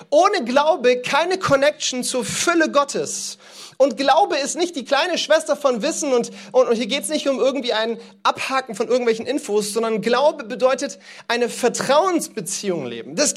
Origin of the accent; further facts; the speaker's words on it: East, Cameroon; born there; Ich liebe Kamerun, das ist das Land, in dem ich geboren bin.